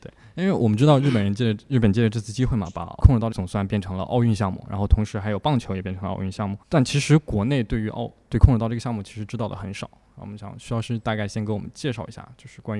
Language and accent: Chinese; China; 但是我觉得作为中国人嘛，比如说我们看了、呃那个李连杰的电影